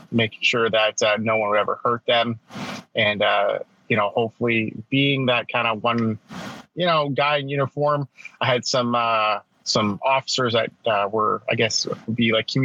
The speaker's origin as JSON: {"language": "English", "area": "north of Toronto", "region": "Ontario", "country": "Canada", "tie": "born or raised there", "said": "I'm Canadian, so I was just born north of Toronto in Ontario, Canada, in the great year of 1979."}